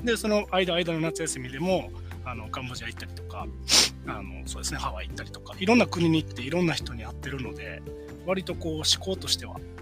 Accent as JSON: {"language": "Japanese", "region": "Wakayama", "country": "Japan", "tie": "born or raised there", "moved": "as an adult", "lives_now": "New Zealand", "said": "地元和歌山なので"}